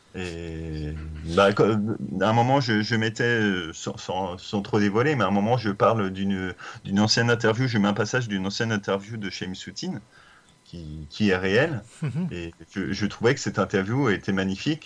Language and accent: French; Brittany, France; je suis breton